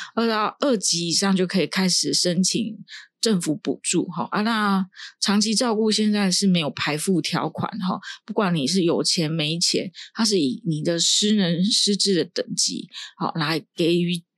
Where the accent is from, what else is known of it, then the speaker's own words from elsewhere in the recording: Taiwan; 依照我们台湾这边的长照